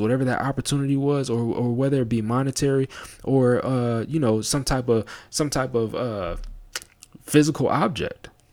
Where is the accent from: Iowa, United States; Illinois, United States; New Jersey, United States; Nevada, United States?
Nevada, United States; Las Vegas; moved away; being from Las Vegas